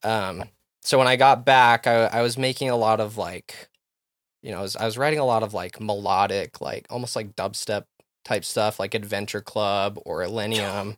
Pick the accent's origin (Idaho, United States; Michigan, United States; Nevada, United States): Idaho, United States; Rexburg; moved away; also born or lived in Texas / Utah; growing up in Rexburg, we had B Y U Idaho right there